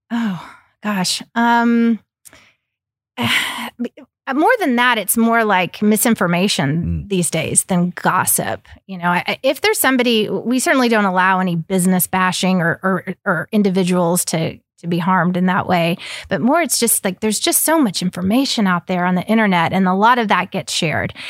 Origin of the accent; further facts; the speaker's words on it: Oklahoma, United States; also born or lived in Ecuador; I grew up in Oklahoma